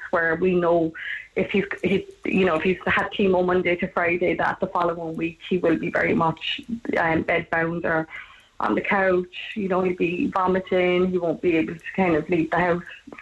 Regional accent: Cork, Munster, Ireland; also born or lived in London; I'm originally from Holly Hill

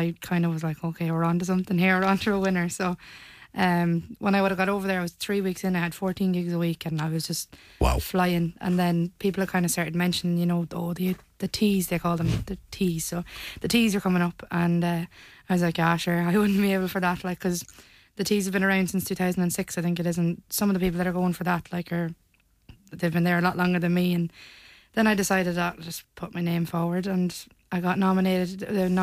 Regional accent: Leitrim, Connacht, Ireland; moved away as an adult; now in Tenerife, Spain; whenever I came back home to Leitrim

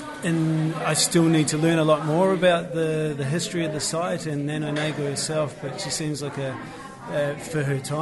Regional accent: New Zealand; moved away as an adult; now in Cork, Ireland; I'm a New Zealander

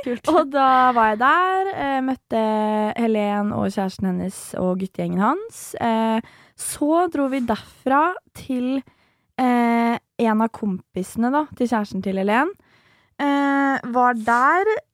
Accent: Nesodden, Akershus, Norway; Jeg er fra Nesodden, er jo superlite sted

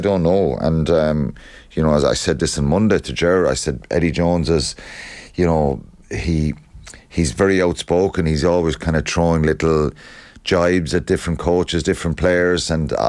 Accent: Ireland; Whether we like it or don't like it as Irish people

